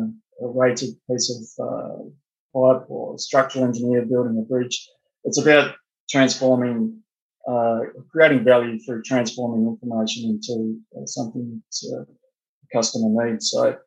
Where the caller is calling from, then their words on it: Perth, Western Australia, Australia; So joining from Perth, Western Australia. So I believe that's about 14 hours ahead of you guys.